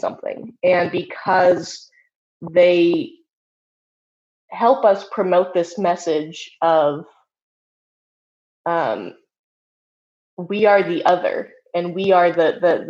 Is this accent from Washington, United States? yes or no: yes; Seattle, Washington, United States; I'm from Seattle, and so my experience in my chapter of the Satanic Temple